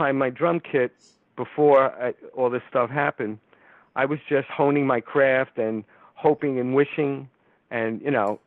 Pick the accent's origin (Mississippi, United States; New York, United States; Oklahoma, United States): New York, United States; New York City; also born or lived in Los Angeles; New York City is my hometown